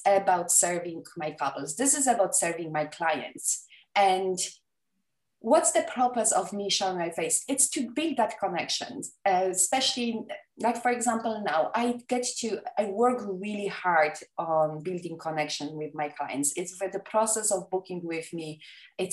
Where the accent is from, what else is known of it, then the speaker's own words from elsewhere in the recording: Poland; English is a second language; moved away; I was born and raised in Poland. English is not my first language